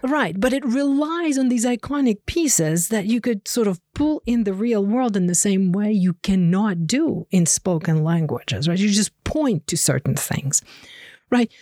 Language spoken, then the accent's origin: English; Ukraine; English is a second language; now in Connecticut, United States; I grew up in Ukraine